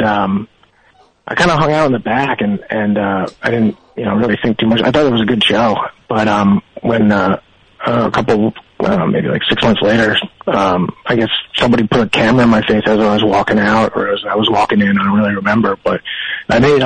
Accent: New Jersey, United States; I grew up in Jersey too

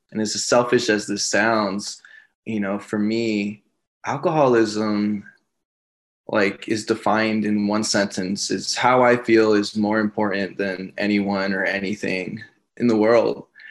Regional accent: Los Angeles, California, United States; moved away as an adult; now in San Antonio, United States; I'm originally from Los Angeles, California

